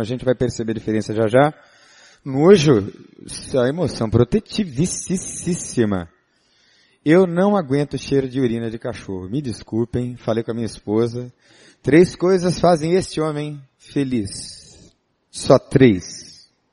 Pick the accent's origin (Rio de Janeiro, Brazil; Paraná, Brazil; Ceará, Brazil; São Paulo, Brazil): São Paulo, Brazil; Eu sou paulista, não é? Paulistano, nascido na capital.